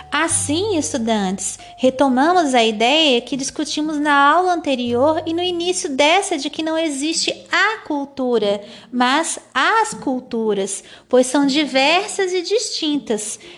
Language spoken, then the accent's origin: Portuguese; Santa Catarina, Brazil; accent: manezinha; o meu sotaque de manezinha, ainda que um pouco já agoianado para me fazer entender melhor por vocês, são patrimônios também culturais da minha terra natal.